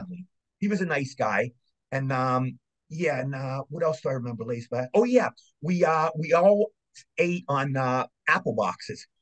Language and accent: English; Cumberland, Maryland, United States; I grew up in Cumberland, Maryland